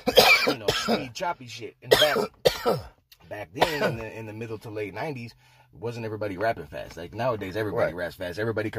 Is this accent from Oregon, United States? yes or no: yes; Salem, Oregon, United States; now in Portland, United States; I was born in Salem in 1980. And I moved here in 95.